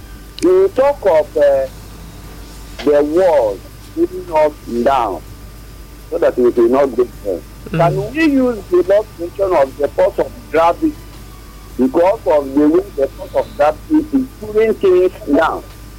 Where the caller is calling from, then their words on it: Benue, Nigeria; from Benue State.